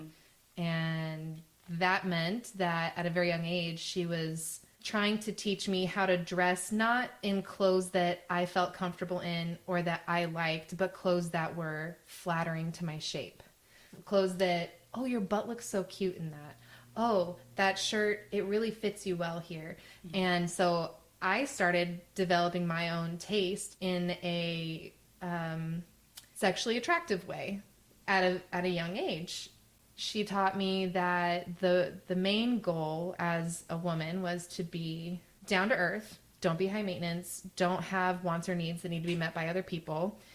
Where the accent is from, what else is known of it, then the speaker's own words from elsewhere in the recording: Arizona, United States; I grew up in Arizona to a single mom.